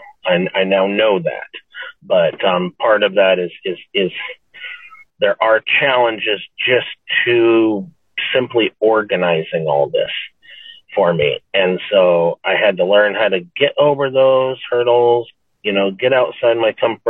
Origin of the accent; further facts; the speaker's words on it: Nebraska, United States; moved away; I grew up in Nebraska